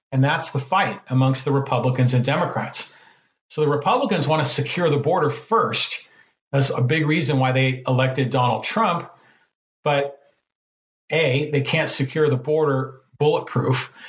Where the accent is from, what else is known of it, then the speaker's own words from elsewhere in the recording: San Francisco Bay Area, California, United States; moved away as an adult; also born or lived in Poway, California; now in San Diego, United States; I grew up in the San Francisco Bay Area